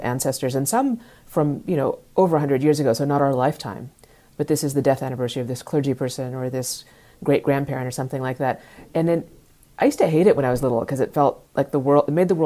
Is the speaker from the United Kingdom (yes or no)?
no; Dallas, Texas, United States; I grew up in Dallas